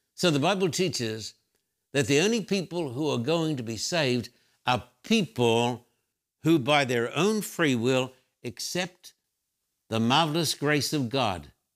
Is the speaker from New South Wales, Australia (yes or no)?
no; Brisbane, Queensland, Australia; When I was a little boy growing up in Brisbane, Australia